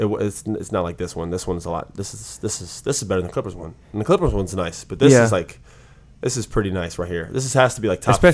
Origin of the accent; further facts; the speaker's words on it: West Coast, United States; moved away as an adult; now in Washington, United States; I'm from the West Coast.